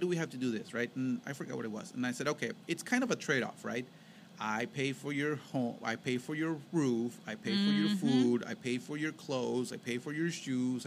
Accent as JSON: {"language": "English", "country": "Mexico", "tie": "born or raised there", "moved": "yes", "said": "when we were growing up in Mexico"}